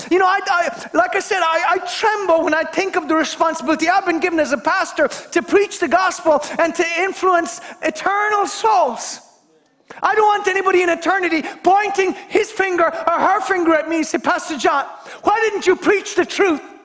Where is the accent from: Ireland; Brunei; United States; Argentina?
Ireland; Kerry, Munster; I come from Kerry